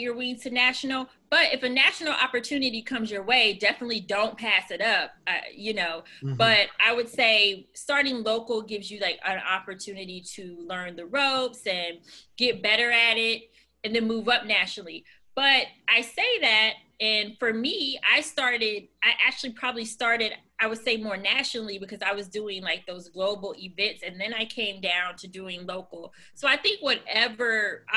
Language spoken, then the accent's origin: English; Florida, United States; moved away; I'm originally from Florida